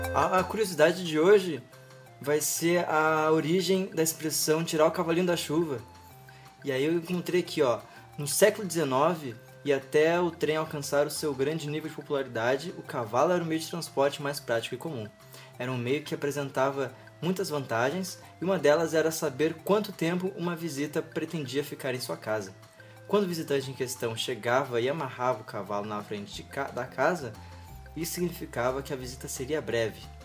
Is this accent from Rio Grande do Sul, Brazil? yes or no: yes; Rio Grande do Sul, Brazil; eu sou daqui do Rio Grande do Sul